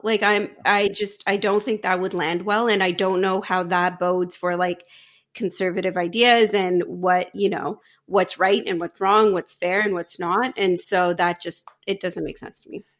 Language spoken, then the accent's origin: English; Ajax, Ontario, Canada; now in Pickering, Canada; I live in Pickering now, I grew up in Ajax